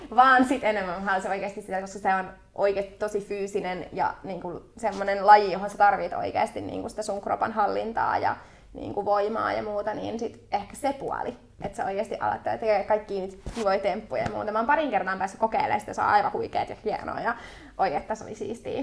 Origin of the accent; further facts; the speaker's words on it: Helsinki, Uusimaa, Finland; mä oon Itä-Helsingin kimmoi, eli Stadin kimmoi, henkeä ja vereä.